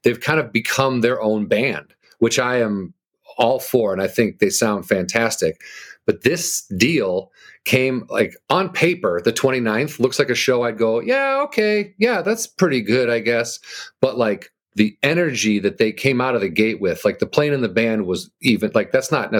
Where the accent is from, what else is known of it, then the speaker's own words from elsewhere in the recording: outside of Chicago, Illinois, United States; Outside of Chicago